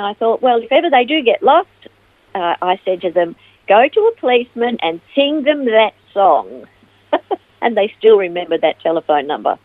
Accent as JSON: {"language": "English", "town": "Melbourne", "region": "Victoria", "country": "Australia", "tie": "born or raised there", "also_born_or_lived": "Ivanhoe / United States", "moved": "as an adult", "lives_now": "Phillip Island, Australia", "said": "I was born in Ivanhoe and uh, raised in Melbourne and uh, spent most of my life in Melbourne until 1995 when I moved to the United States and I lived there for five years before coming back"}